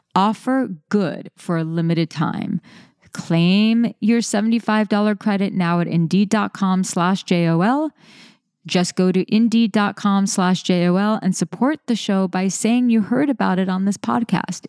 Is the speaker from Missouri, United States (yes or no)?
no; New York City, New York, United States; I'm a New Yorker